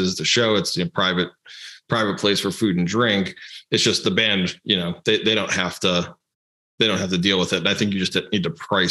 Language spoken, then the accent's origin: English; Chicago, Illinois, United States; moved away; I grew up in the Chicago area.